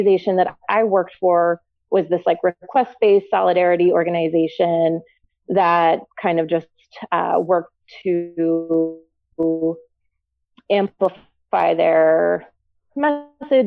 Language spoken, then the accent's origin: English; Bucks County, Philadelphia suburbs, Pennsylvania, United States; moved away as an adult; also born or lived in New Mexico / Arizona; now in Asbury Park, United States; I'm from the East Coast originally, from like Philadelphia suburbs, north of Philly, Bucks County area